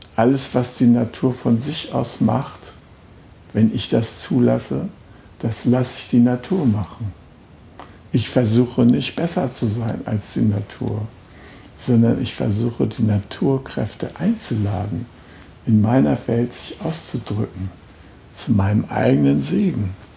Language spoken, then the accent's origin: German; Germany; als Deutscher